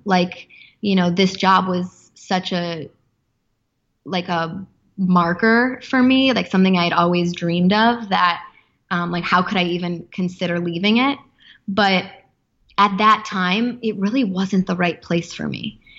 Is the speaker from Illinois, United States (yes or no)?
yes; Chicago, Illinois, United States; moved away as an adult; also born or lived in Los Angeles; my hometown of Chicago.